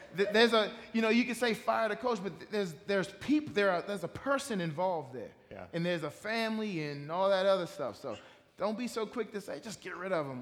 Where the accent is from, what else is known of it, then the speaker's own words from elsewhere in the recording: Washington, District of Columbia, United States; I grew up in Washington, D.C. Okay. Um, I grew up there uh, in the D.C. area, uh, right outside of Washington, D.C. I was born there